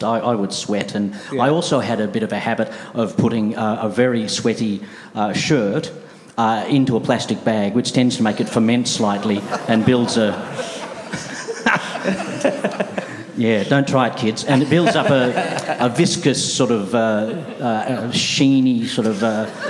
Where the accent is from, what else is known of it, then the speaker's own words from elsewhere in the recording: Australia; we came from Australia